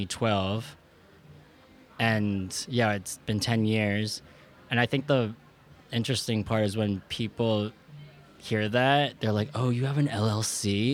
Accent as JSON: {"language": "English", "town": "Wilmington", "region": "Delaware", "country": "United States", "tie": "born there", "said": "I was born in Wilmington, Delaware. It's still a state, just letting people know that."}